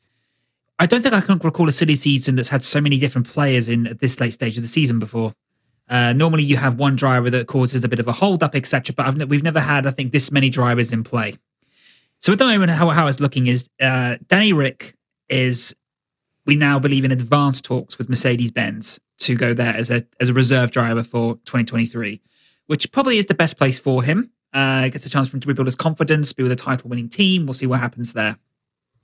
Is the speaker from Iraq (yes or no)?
no; Winchester, South East England, United Kingdom; I was born in Winchester. I speak Queen's English.